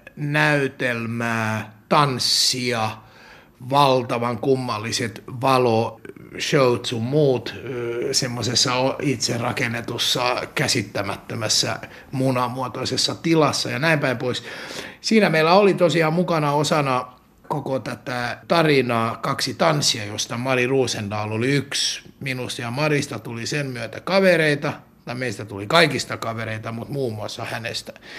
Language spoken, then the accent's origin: Finnish; Finland